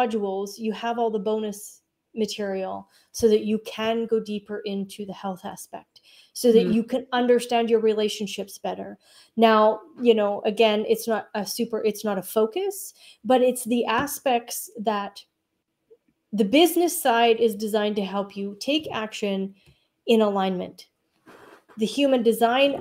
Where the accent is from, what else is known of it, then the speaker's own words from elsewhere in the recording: Canada; also born or lived in Alberta, Canada; I'm a Canadian